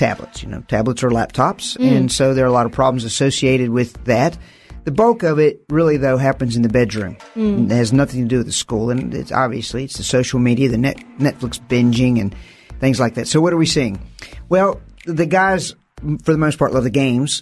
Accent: Virginia, United States; I'm from the United States, from the South

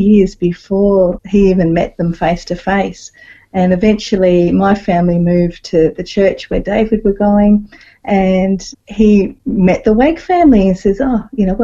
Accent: Melbourne, Victoria, Australia; I was born and raised in Melbourne, so Mum and Dad had a house in Reservoir in Melbourne, and I grew up there till I was 18

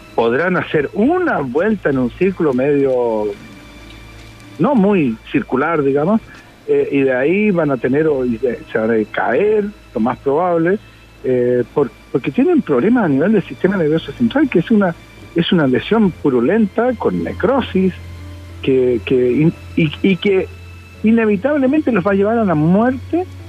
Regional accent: Chile; Como muchos chilenos creo en Dios

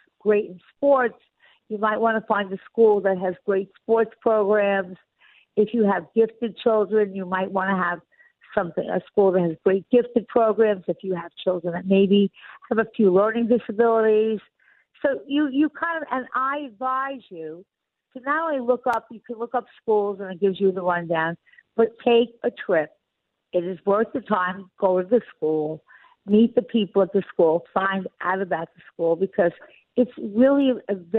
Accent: Long Island, New York, United States; moved away; I'm from Long Island

